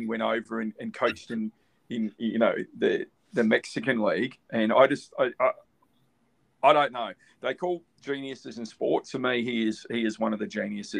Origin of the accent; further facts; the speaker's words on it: Australia; as an Aussie